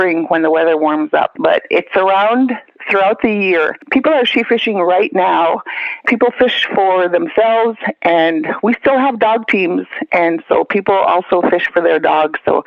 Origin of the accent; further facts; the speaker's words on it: Kotzebue, Alaska, United States; I'm Inupiaq, Alaska native, born and raised in Kotzebue, Kikiktaqwalaq